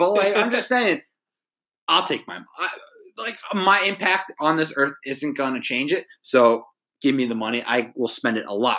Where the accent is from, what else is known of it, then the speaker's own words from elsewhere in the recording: New Jersey, United States; moved away; I'm from New Jersey.